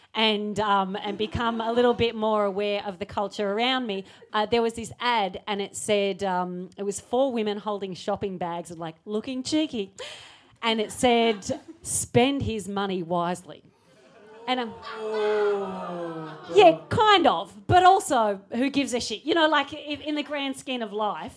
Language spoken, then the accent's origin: English; Australia; I'm Australian